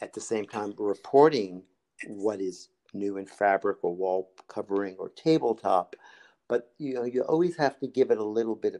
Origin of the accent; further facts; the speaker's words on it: New York, United States; I grew up in New York